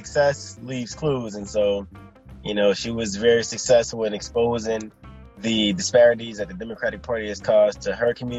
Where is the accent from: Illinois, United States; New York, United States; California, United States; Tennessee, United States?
California, United States; Los Angeles; moved away; also born or lived in Texas; Yeah, so I'm from South Central Los Angeles. And my mother moved us from South Central to Texas after our house was shot up in a drive-by.